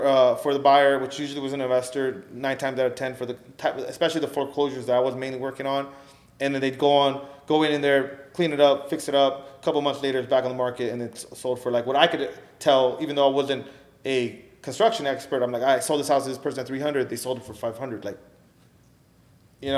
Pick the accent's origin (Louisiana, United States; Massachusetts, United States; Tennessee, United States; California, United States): California, United States; Los Angeles; me growing up in the San Fernando Valley